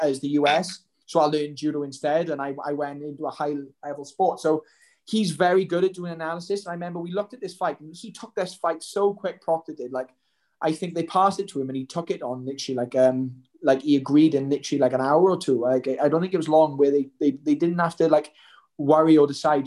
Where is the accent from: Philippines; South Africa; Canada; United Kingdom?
United Kingdom; Welsh, Wales; I'm Welsh.